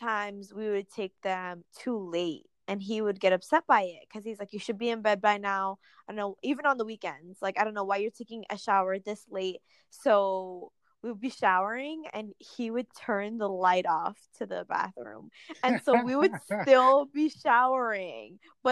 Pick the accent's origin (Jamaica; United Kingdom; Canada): Jamaica; I grew up in Jamaica